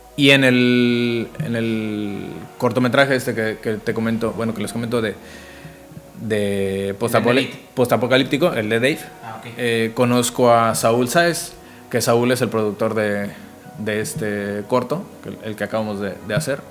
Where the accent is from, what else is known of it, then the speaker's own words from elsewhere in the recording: Zamora, Michoacán, Mexico; moved away as an adult; also born or lived in Cancún, Mexico; soy de Morelia, bueno, específicamente de Zamora, Michoacán